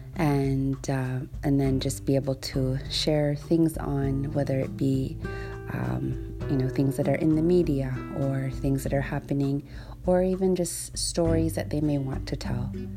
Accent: Iqaluit, Nunavut, Canada; first language Inuktitut; English is a second language; I was born and raised here in Iqaluit

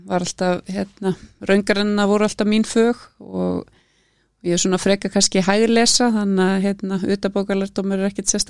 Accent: Reykjavík, Capital Region, Iceland; also born or lived in Edinburgh, United Kingdom; ég elst upp bara í Breiðholti, í Efra Breiðholti og hérna fór í Hólabrökkuskóla og, og var hérna bara bjó í sömu blokk frá því ég fættist og þangað til ég flutta heimann.

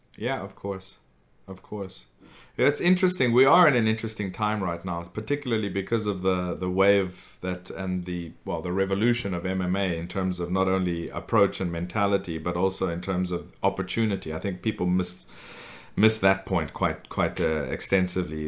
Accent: South Africa; I grew up in South Africa

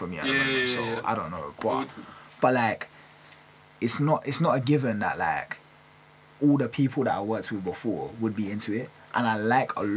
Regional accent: London, United Kingdom; I'm from North London

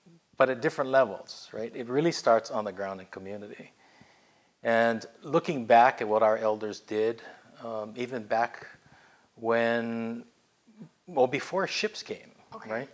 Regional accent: Hawaii, United States; also born or lived in Washington, D.C.; born and raised in Hawaii

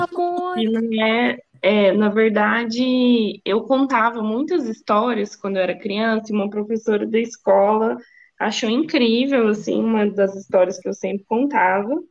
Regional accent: Uberlândia, Minas Gerais, Brazil; moved away as an adult; also born or lived in São Paulo; Eu sou, eu sou mineira, né, sou de Uberlândia

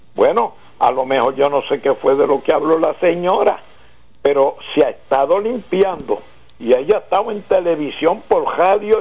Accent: Ponce, Puerto Rico; yo soy del centro de Ponce y el Coto

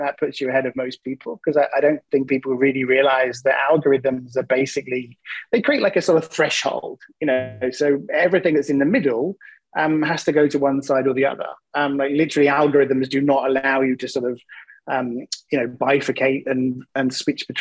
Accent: England, United Kingdom; accent: English; I'm English, which means I have an accent that people find to be compelling

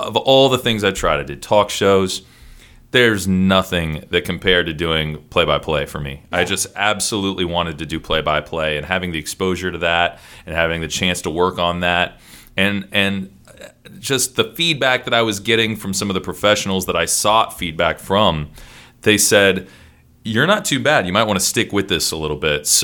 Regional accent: Columbus, Ohio, United States; also born or lived in Toledo, Ohio; now in Seattle, United States; My family moved to Columbus when I was two

